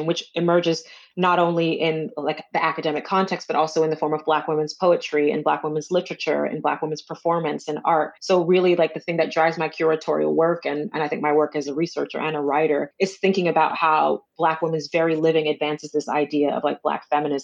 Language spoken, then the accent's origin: English; Orlando, Florida, United States; moved away as an adult; also born or lived in Chicago / New York; now in London, United Kingdom; spent my most formative years living in Orlando, Florida